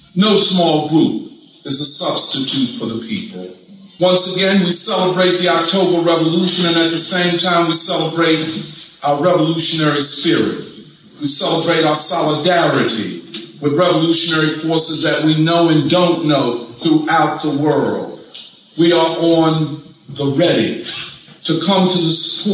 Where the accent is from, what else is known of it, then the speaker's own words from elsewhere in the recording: Philadelphia, Pennsylvania, United States; I'm from Philadelphia.